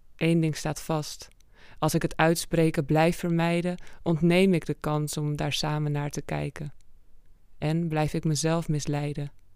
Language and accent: Dutch; Amsterdam, North Holland, Netherlands; kom uit Amsterdam. Woon daar al sinds mijn vierde. Dus daar opgegroeid.